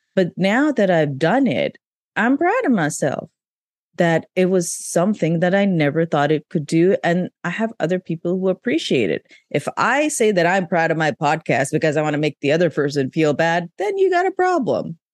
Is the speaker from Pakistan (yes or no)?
yes; Pakistan; moved away; I grew up in Pakistan